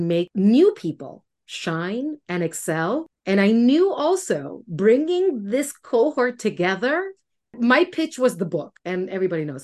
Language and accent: English; Puerto Rico; moved away as an adult; now in Washington, D.C., United States; I grew up in Puerto Rico, being deathly afraid of who I was